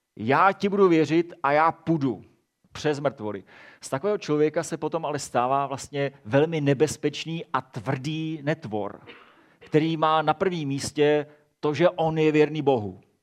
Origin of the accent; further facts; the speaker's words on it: Czechia; my jako Češi jsme velmi emocionální národ.